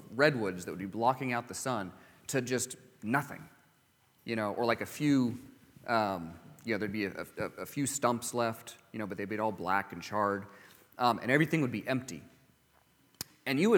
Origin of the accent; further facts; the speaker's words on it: California, United States; growing up in California